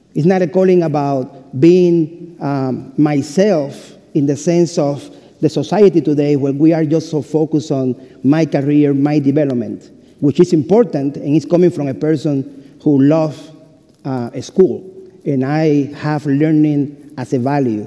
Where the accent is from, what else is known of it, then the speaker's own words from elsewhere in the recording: Cuba; English is a second language; moved away as an adult; also born or lived in Lexington, United States; now in United States; I am from Cuba and I was born May 25, 1974